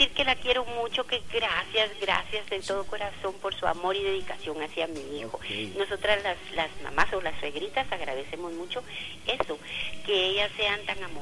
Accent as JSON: {"language": "Spanish", "area": "village near Sanarate", "region": "El Progreso", "country": "Guatemala", "tie": "born or raised there", "moved": "yes", "said": "el ir a mi pueblecito donde me crié"}